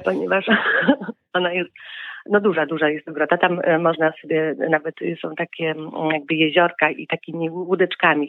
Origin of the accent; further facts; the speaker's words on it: Poland; moved away as an adult; now in Nouvelle-Aquitaine, France; u nas w Tatrach